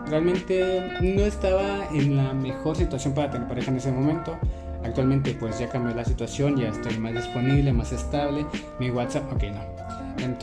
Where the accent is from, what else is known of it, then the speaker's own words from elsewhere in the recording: Guatemala; En Guatemala le decimos tirar casaca. Soy de Guatemala, por cierto, creo que no lo había dicho, pero pues.